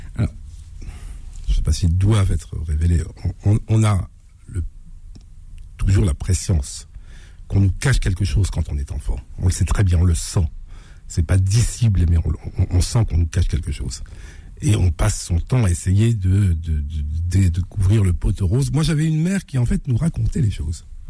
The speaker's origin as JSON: {"language": "French", "region": "Normandy", "country": "France", "tie": "born or raised there", "also_born_or_lived": "Blainville-sur-Orne", "said": "je suis né en Normandie de parents euh, algériens."}